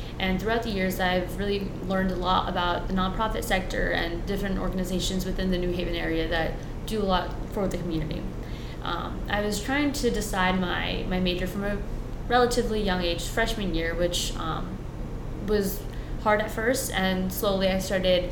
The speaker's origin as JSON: {"language": "English", "town": "East Haven", "region": "Connecticut", "country": "United States", "tie": "born or raised there", "also_born_or_lived": "Guilford, Connecticut", "first_language": "Spanish", "second_language": "English", "said": "I grew up in East Haven, I was born here, but my first language is Spanish"}